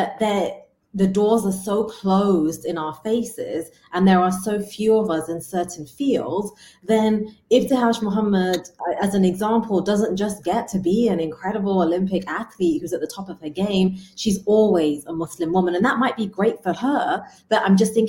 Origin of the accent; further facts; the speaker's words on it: England, United Kingdom; I was growing up in England